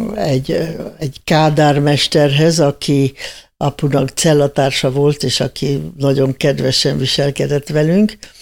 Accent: Hungary; moved away; also born or lived in Austria; biztosra vettem, hogy az életbe többé nem jöhetek haza. Hát nem is jöhettem egészen 76-ba jöttem haza

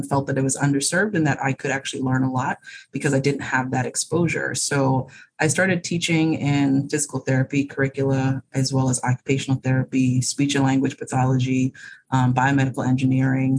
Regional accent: Bahamas; moved away as an adult; now in United States; I was born and raised in the Bahamas

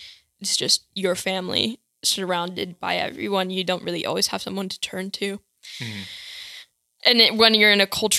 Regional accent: Steubenville, Ohio, United States; born or raised there; also born or lived in West Virginia

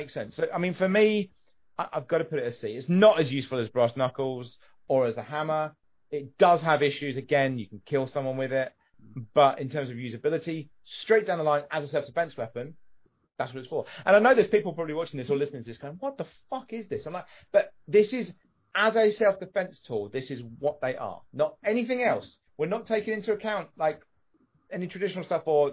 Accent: England, United Kingdom; because I'm English

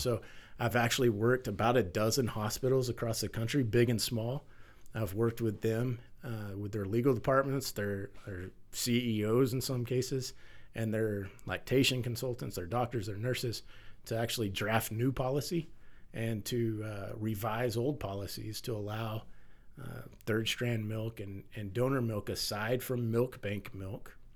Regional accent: Texas, United States; as a firefighter, as a father, as a man, as a Texan

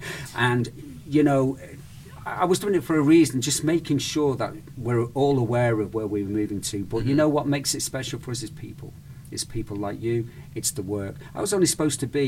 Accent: United Kingdom; also born or lived in Spain; now in United States; I'm British, right? Or I'm Spanish, Mediterranean

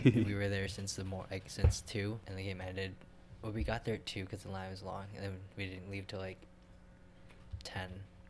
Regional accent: Fairport, New York, United States; I grew up in Fairport

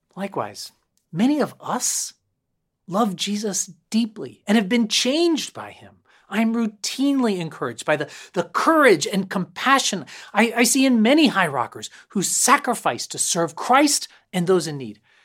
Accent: Concord, Massachusetts, United States; I grew up locally in Concord, Mass

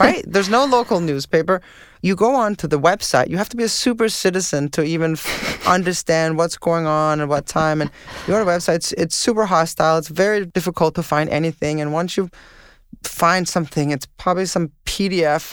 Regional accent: Denmark; moved away as an adult; now in Montreal, Canada; growing up in Denmark, snow was sort of a rare thing

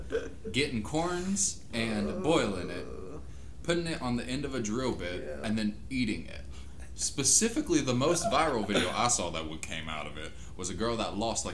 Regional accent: Louisiana, United States; also born or lived in Mississippi; I'm from Louisiana

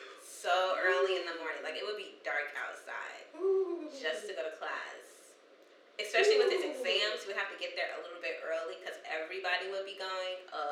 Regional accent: St. Louis, Missouri, United States; Guys, we're from St. Louis.

